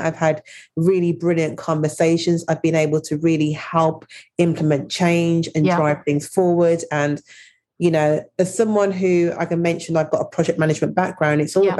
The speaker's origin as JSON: {"language": "English", "town": "Birmingham", "region": "West Midlands", "country": "United Kingdom", "tie": "born or raised there", "lives_now": "London, United Kingdom", "said": "But born and raised in Birmingham to Jamaican parents. They came over to the UK in the 60s. So it's been a really interesting journey, and spent most of my adolescence in Birmingham, which was very multicultural."}